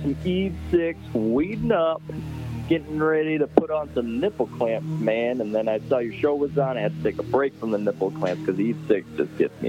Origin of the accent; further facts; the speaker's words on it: Iowa, United States; I'm from Iowa.